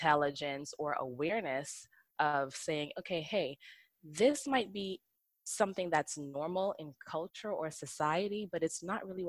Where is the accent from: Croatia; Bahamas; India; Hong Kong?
Bahamas; I grew up in the Bahamas. So living in the islands